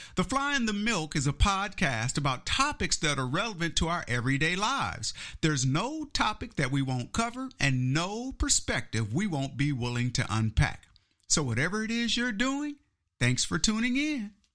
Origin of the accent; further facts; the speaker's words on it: Kansas City, Missouri, United States; moved away; I was born and raised in Kansas City, Missouri, in the Midwest